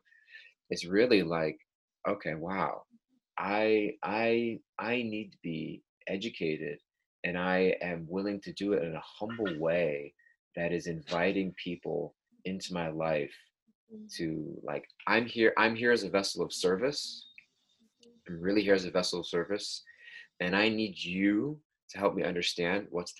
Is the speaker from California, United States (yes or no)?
yes; Southern California, United States; I grew up in Southern California, which is a heavily Hispanic neighborhood where I live.